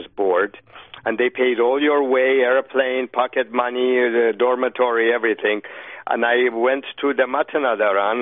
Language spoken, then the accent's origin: English; Iran; now in United States; I know Persian very well and I'm from Iran